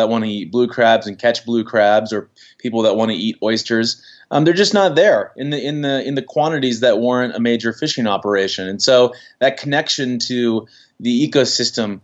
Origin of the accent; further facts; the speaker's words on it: United States; I grew up in the Chesapeake Bay